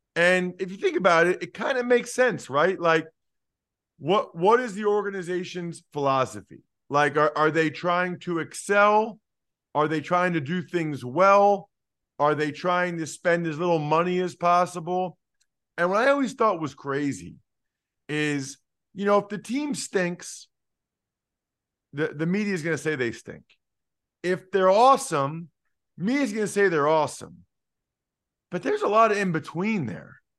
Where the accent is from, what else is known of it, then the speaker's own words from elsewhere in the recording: Philadelphia, Pennsylvania, United States; I'm from the Philadelphia area